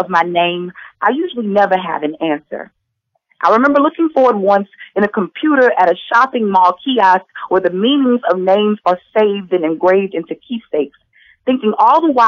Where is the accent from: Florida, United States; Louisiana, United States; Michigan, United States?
Louisiana, United States; Alexandria; also born or lived in New Orleans, Louisiana; I'm originally from Louisiana by way of a little town called Alexandria and also New Orleans. I grew up in both.